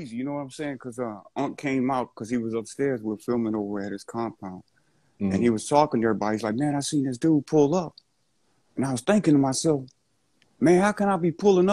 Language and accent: English; the South, United States; I'm from the South